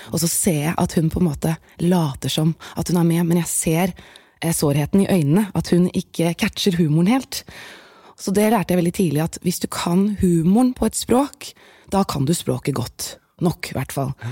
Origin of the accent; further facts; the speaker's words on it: Bærum, Akershus, Norway; first language Persian and Norwegian; født og oppvokst i Bærum